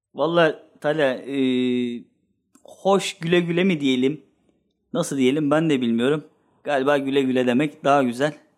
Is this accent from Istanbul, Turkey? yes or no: no; Sakarya, Turkey; Ve ben ben Sakaryalıyım. Babam da Sakaryalı, onun babası da Sakaryalı